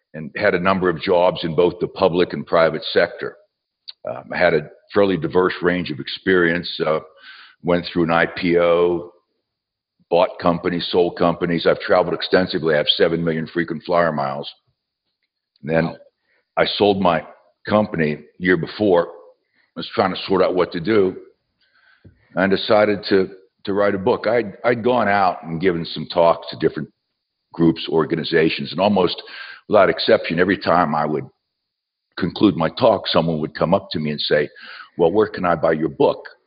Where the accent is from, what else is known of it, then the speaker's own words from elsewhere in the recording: southwestern Pennsylvania, United States; moved away as an adult; also born or lived in West Virginia; now in Knoxville, United States; I was born in West Virginia, uh, raised in southwestern Pennsylvania.